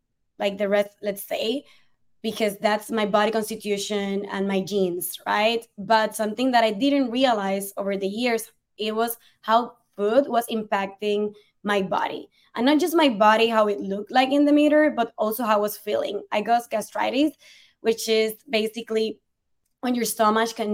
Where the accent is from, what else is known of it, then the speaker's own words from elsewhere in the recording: Puerto Rico; English is a second language; moved away as an adult; also born or lived in Spain / Ireland; now in New York City, United States; being born and raised in Puerto Rico, a beautiful island in the Caribbean